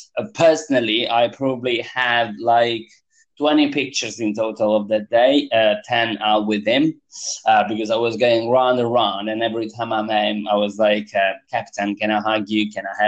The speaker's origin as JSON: {"language": "English", "region": "Apulia", "country": "Italy", "moved": "yes", "lives_now": "London, United Kingdom", "said": "I'm from Puglia, the hill of Italy. Okay. It's a very southern east."}